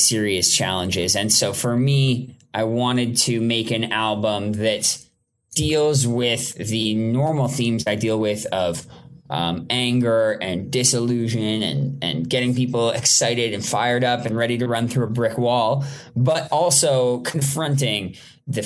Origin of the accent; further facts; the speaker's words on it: Toronto, Ontario, Canada; now in Los Angeles, United States; I grew up in Toronto, Canada. I live in Los Angeles, California.